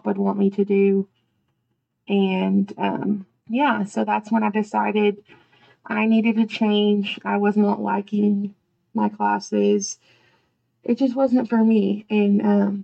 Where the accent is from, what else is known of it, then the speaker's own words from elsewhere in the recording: Archer City, Texas, United States; I went back to my hometown and I taught at Archer City